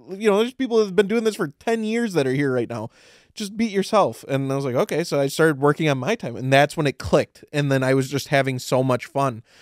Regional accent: Midwest, United States; we're all from the Midwest

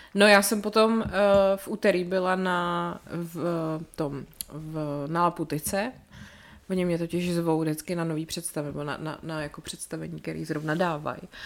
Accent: České Budějovice, South Bohemian Region, Czechia; já jsem selka, vole, z Budějic

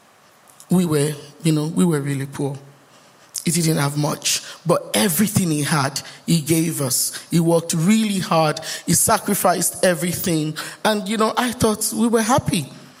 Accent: Lagos, Nigeria; also born or lived in Ondo State, Nigeria; now in Bolton, United Kingdom; By the way, I'm from Nigeria, just in case you don't know. We do states, and I'm from Ondo states

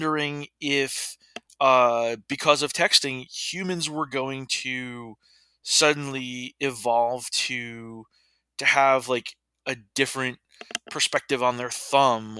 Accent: Middletown, New York, United States; also born or lived in Texas; I grew up in Middletown, New York

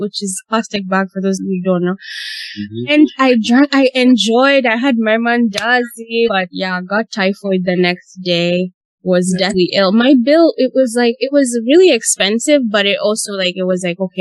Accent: Uganda; now in Canada; when I was growing up in Uganda

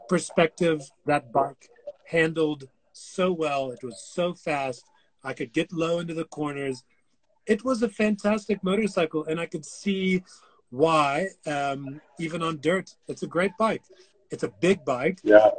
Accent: United States; I'm American

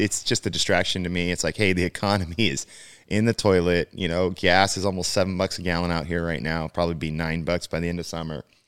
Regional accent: California, United States; also born or lived in Midwest; born and raised in California

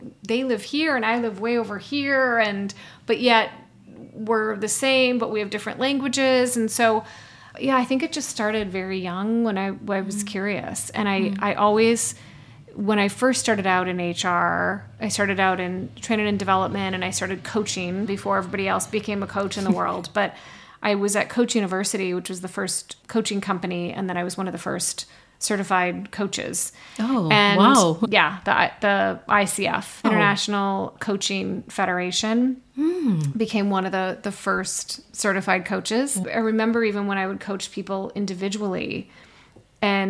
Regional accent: Midwest, United States; I grew up in the Midwest

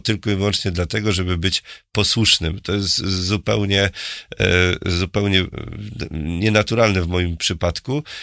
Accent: Murowana Goślina, Greater Poland, Poland; also born or lived in Poznań; ja pochodzę z murowanej Gośliny i dzisiaj tam mieszka 50 członków mojej rodziny

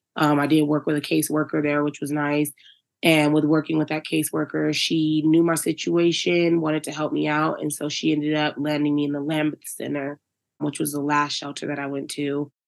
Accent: Virginia, United States; now in Denver, United States; I'm from Virginia.

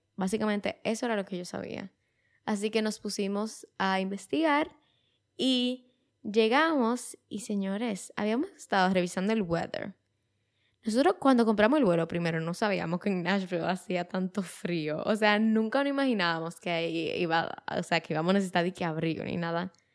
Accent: Dominican Republic; como dominicanos, muchas veces viajábamos a Estados Unidos

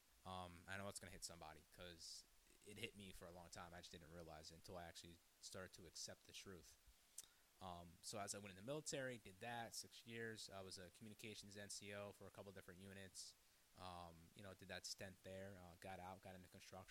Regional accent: Hyde Park, New York, United States; I come from Dutchess County, New York, more specifically Hyde Park. Went through, you know, secular school and whatnot and have you. Went to church a little bit as growing up.

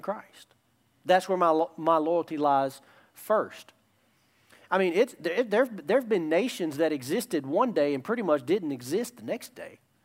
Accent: United States; love my country. Love my country. Proud to be an American

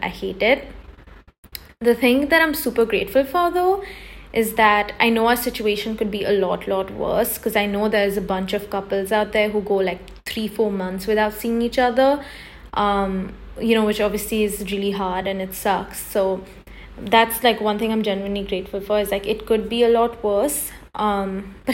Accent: India; moved away; also born or lived in Los Angeles, United States; I'm Indian

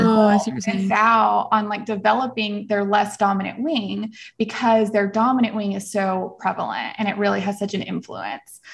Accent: El Paso, Texas, United States; moved away; also born or lived in Tennessee; I was actually Little Miss El Paso when I grew up in Texas

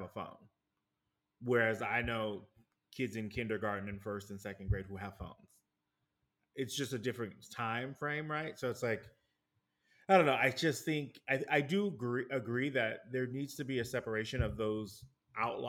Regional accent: New York, United States; me growing up in New York

